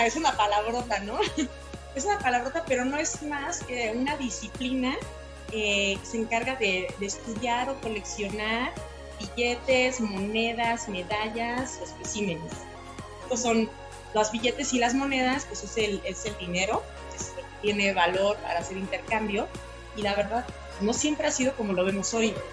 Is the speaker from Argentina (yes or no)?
no; Mexico; todos nosotros como mexicanos